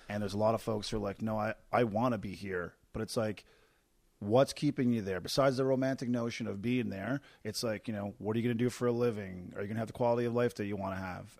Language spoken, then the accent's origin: English; Corner Brook, Newfoundland and Labrador, Canada; moved away as an adult; my hometown, Corner Brook, is a mill